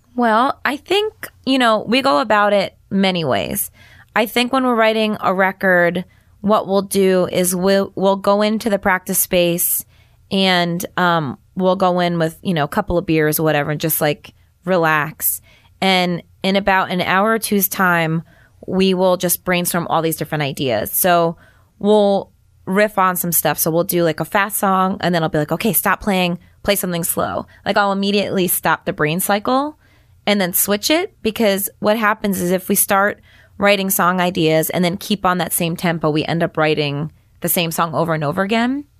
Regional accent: New York, United States; I'm from New York

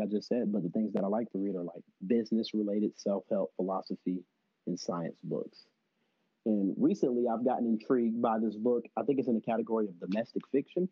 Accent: Lithonia, Georgia, United States; accent: Southern; moved away as an adult; also born or lived in Decatur, Georgia; I'm originally from Atlanta, Georgia, but if you're from the area, I was born in Decatur and raised in Lithonia

